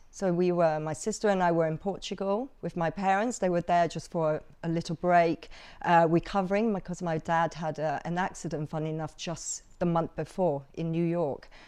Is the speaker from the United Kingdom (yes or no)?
no; Hong Kong; also born or lived in Macau; it was difficult growing up in Hong Kong and Macau